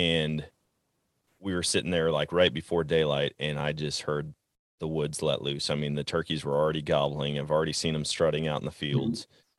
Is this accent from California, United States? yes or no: no; Wisconsin, United States; I grew up in Wisconsin hunting white-tailed deer, getting covered in blaze orange